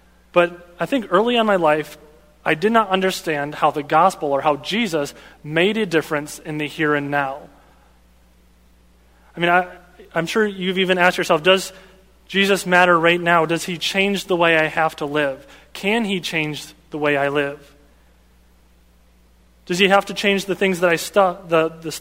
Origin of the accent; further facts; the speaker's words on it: Grand Rapids, Michigan, United States; moved away as an adult; also born or lived in Spokane, Washington; I am a native person from Michigan, Michigander. I was born and raised in Grand Rapids